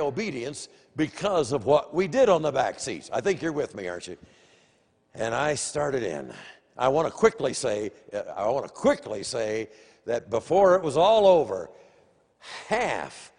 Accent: Des Moines, Iowa, United States; I grew up in Des Moines

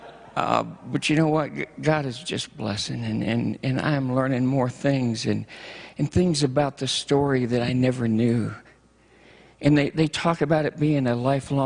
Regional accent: Michigan, United States; moved away; I'm from Michigan originally, and I miss the snow.

